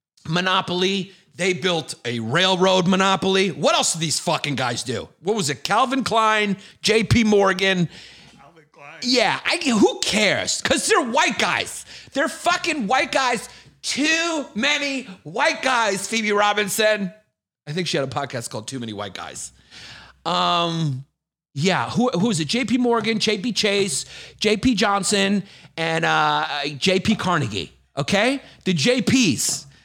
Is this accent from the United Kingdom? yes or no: yes; Scotland, United Kingdom; I'm from Scotland. Just talk normal, dude.